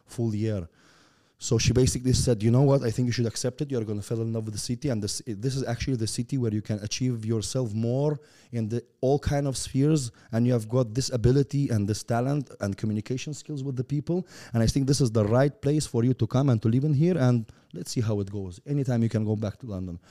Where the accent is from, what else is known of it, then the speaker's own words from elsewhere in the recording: Turkmenistan; English is a second language; also born or lived in Russia; I was born and raised in Turkmenistan.